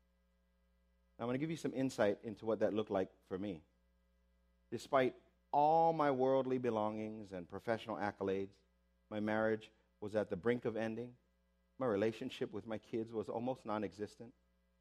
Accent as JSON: {"language": "English", "town": "Waipahu", "region": "Hawaii", "country": "United States", "tie": "born or raised there", "said": "I was raised in Waipahu, like most Filipinos"}